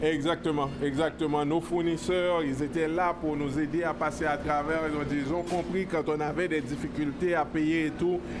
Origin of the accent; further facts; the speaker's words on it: Haiti; now in Quebec, Canada; on vient d'Haïti